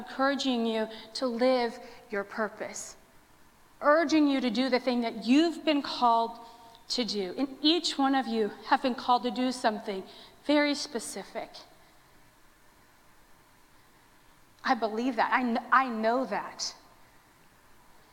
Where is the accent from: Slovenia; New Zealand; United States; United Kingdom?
United States; West Texas; I grew up in West Texas where we prayed water down for all the crops all the time